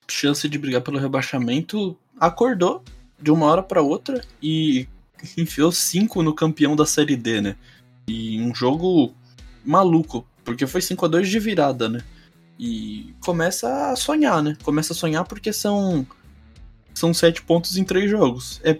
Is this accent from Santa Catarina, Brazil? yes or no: no; São Paulo, Brazil